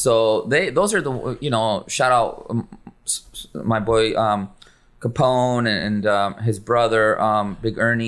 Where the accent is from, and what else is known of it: San Diego, California, United States; born or raised there; moved away as an adult; also born or lived in Mexico; now in Los Angeles, United States